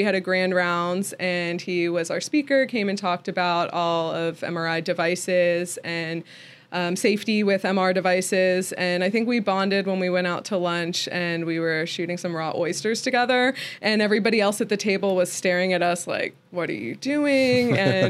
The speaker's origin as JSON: {"language": "English", "region": "Maryland", "country": "United States", "also_born_or_lived": "Florida / Washington, D.C. / Philadelphia / Tennessee", "moved": "as an adult", "lives_now": "Nashville, United States", "said": "originally I'm from Maryland in the D.C. suburbs, and so I moved around a lot in my medical training, bounced around from Florida"}